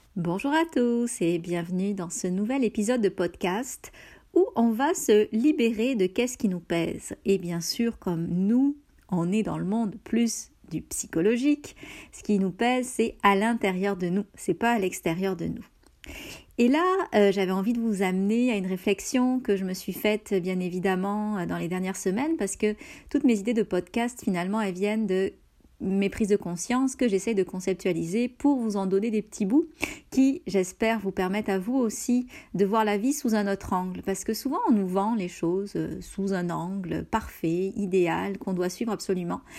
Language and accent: French; France; moved away as an adult; now in Canada